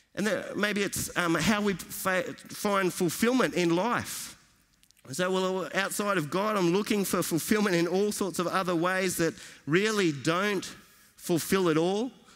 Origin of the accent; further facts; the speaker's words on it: Australia; from Australia